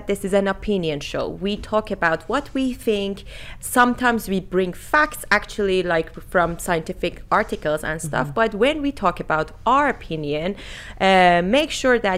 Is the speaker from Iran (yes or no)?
yes; Iran; English is a second language; also born or lived in Germany; now in United Kingdom; I was born in Iran. I lived in different countries like Germany, and now I have I'm living in the UK